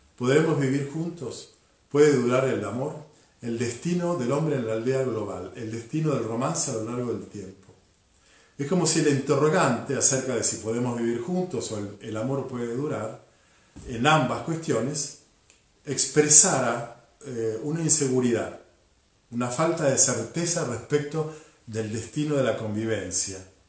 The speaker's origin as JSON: {"language": "Spanish", "country": "Argentina", "said": "somos todos argentinos y vivimos en el mismo territorio"}